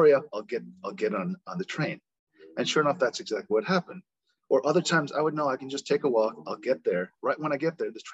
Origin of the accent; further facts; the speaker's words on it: United States; accent: American; also born or lived in South Korea; I'm a Korean American. I was born and raised here, but I have a slight American accent